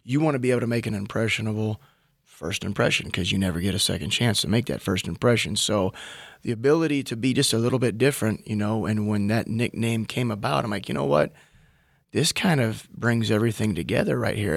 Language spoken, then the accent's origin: English; Minnesota, United States; moved away as an adult; as a Minnesotan